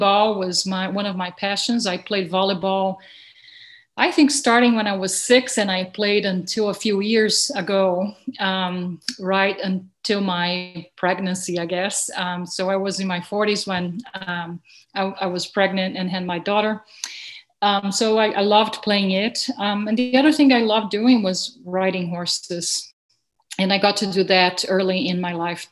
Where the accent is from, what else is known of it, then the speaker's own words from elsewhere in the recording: Brazil; moved away; I was born and raised in Brazil